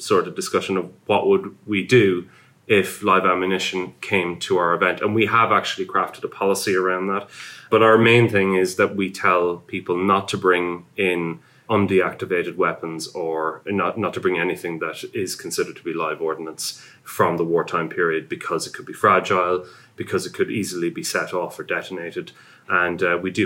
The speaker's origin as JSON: {"language": "English", "country": "Ireland", "moved": "yes", "lives_now": "United Kingdom", "said": "I'm Irish."}